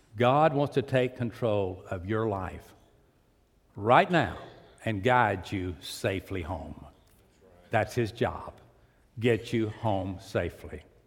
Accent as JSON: {"language": "English", "town": "Pasadena", "region": "Texas", "country": "United States", "tie": "born or raised there", "said": "I was raised on the port. I was raised in Pasadena."}